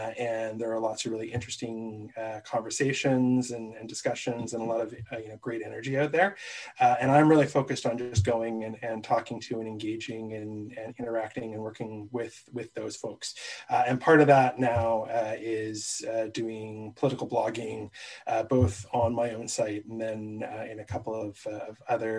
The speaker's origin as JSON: {"language": "English", "town": "Vancouver", "region": "British Columbia", "country": "Canada", "moved": "yes", "lives_now": "Calgary, Canada", "said": "So I've lived in Calgary since 2007. I was a transplant from Vancouver."}